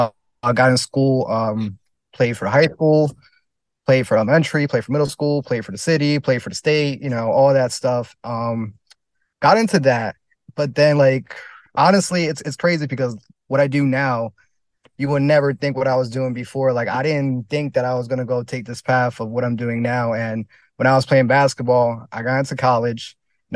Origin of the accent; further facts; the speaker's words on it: New Jersey, United States; So like where I'm from, it's like a mix, you know. It's like, it's farms. It's a little bit, I guess you could say hood, but then it's also beach and just city life just about 40 minutes from here.